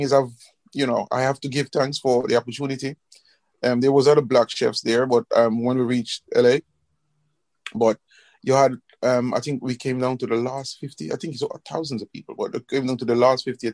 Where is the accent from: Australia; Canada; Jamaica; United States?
Jamaica; moved away; also born or lived in London / Dubai; I grew up in Jamaica.